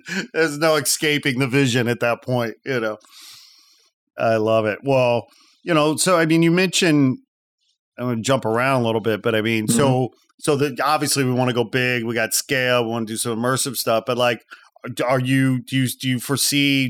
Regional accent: outside Chicago, Illinois, United States; I'm a Midwest boy. I grew up outside Chicago

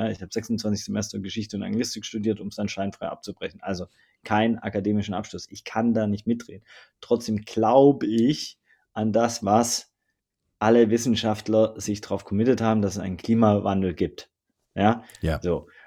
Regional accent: Southern Germany, Germany; Ich komme aus Süddeutschland, ne? Also es war immer so ein bisschen, ne? schaffe, schaffe, Häusle bauen, etc. pp. und ein Mercedes fahren

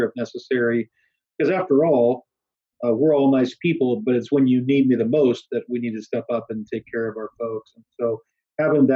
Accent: Bloomington, Illinois, United States; now in Pacific Northwest, United States; I grew up back in Bloomington, Illinois

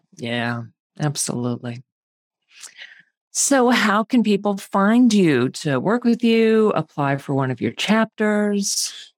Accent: Houston, Texas, United States; now in Pittsburgh, United States; I am originally from Houston, Texas

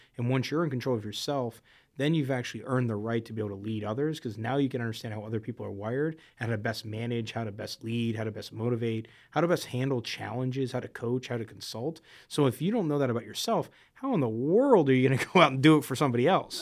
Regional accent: South Florida, United States; I grew up in South Florida

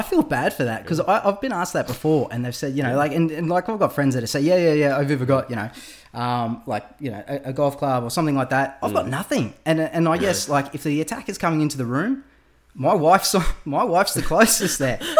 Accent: Gold Coast, Queensland, Australia; So like growing up on the Gold Coast, there is an abundance of maggies like coming at you in the springtime, and I remember I used to ride to school.

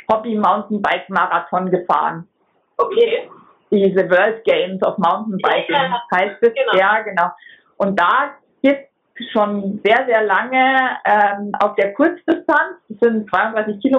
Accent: Munich, Bavaria, Germany; born there; moved away; ich bin in München geboren, ich lebe aber schon seit 2005 am Bodensee.

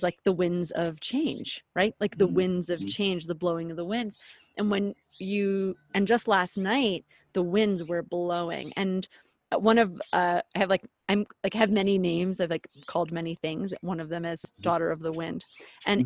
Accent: Philadelphia, Pennsylvania, United States; now in Colorado, United States; I'm born and raised in Philadelphia

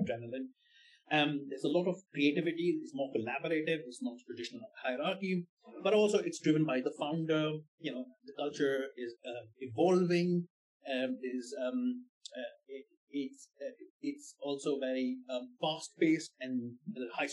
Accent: India; moved away; also born or lived in Germany; I'm coming from India

